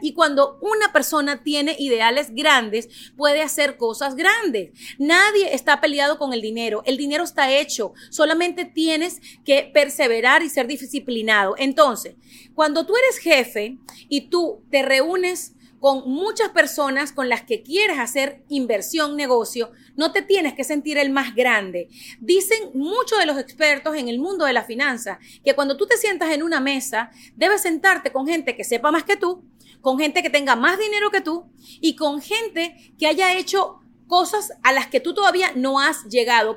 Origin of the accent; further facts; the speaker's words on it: Venezuela; moved away as an adult; now in United States; yo nací en Venezuela, yo llegué a Estados Unidos ya con una carrera, con un título de periodista